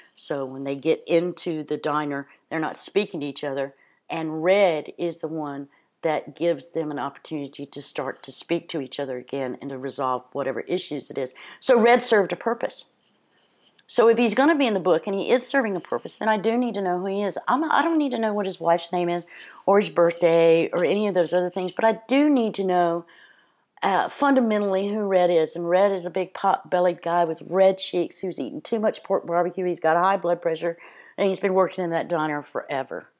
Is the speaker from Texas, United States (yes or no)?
no; Cape Hatteras, North Carolina, United States; I'm from Cape Hatteras, North Carolina